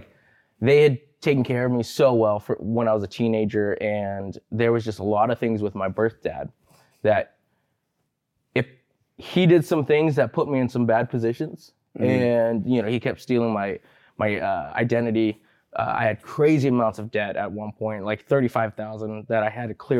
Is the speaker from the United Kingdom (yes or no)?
no; Martinez, California, United States; born there; I was born in Martinez, the Bay Area.